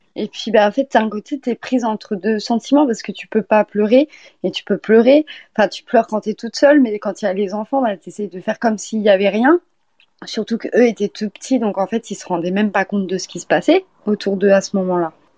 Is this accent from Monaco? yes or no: no; France; also born or lived in Poitiers / Orléans / Eure-et-Loir; moi, je suis française